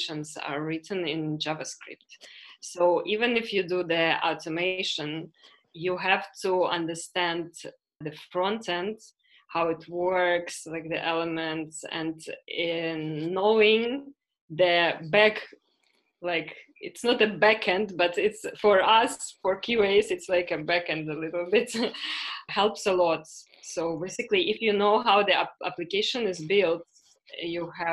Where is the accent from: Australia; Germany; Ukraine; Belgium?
Ukraine; moved away as an adult; also born or lived in Canada / Latvia; now in Spain; I come from Ukraine. Last more or less 10 years, I don't live in Ukraine